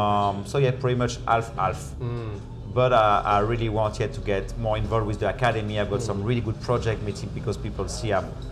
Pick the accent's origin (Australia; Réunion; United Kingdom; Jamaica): Réunion; English is a second language; also born or lived in France; proud to represent it, even if I'm not born there, I'm born in France, but I arrived there really young, I'm from Reunion.